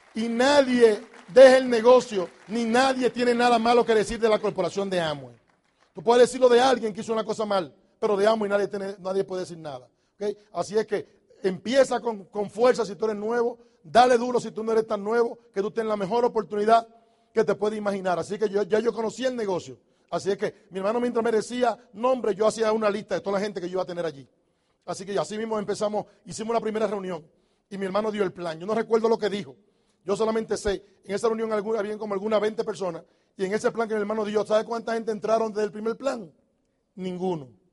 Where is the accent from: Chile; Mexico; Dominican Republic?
Dominican Republic; moved away as an adult; also born or lived in New York; Los dominicanos decimos